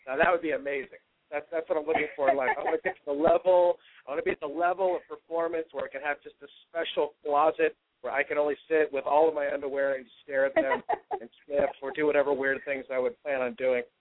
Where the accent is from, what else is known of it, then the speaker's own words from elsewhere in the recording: Bay Area, California, United States; growing up in the Bay Area